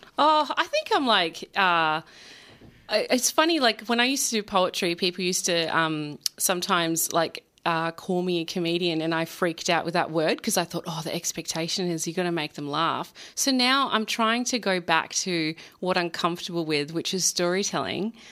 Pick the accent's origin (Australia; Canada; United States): Australia; Perth, Western Australia; also born or lived in Melbourne; I'm, I'm from Perth. I used to live in Melbourne